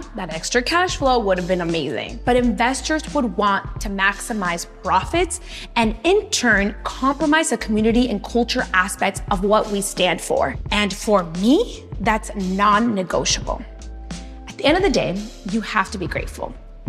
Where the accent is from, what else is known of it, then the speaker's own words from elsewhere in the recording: Los Angeles, California, United States; My entrepreneurial spirit comes from growing up in Latino neighborhoods in LA and being surrounded by so many people who are immigrants.